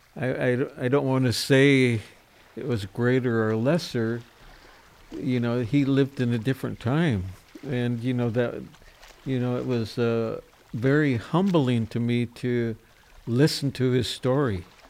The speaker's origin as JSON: {"language": "English", "area": "Nooksack River", "region": "Washington", "country": "United States", "tie": "born or raised there", "said": "I grew up, lived in the fishing village here on the Nooksack River"}